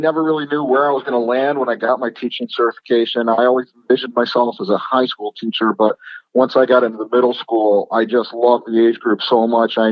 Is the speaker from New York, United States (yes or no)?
yes; Rochester, New York, United States; moved away as an adult; also born or lived in Las Vegas; I'm originally from Rochester, so was my wife. So we moved back to Rochester to start a family